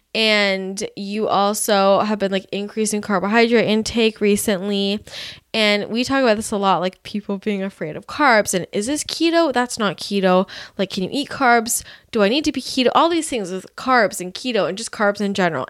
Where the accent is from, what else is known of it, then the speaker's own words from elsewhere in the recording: Bay Area, California, United States; now in Los Angeles, United States; growing up in the Bay Area